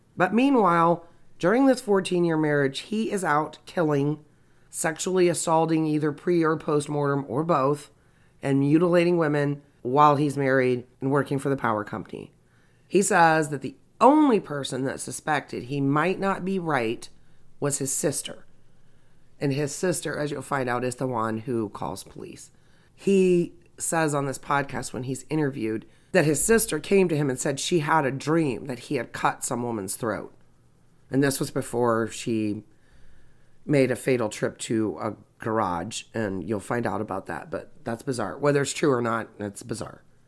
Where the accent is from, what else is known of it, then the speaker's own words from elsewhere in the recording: Indiana, United States; I'm circling back to my home state of Indiana.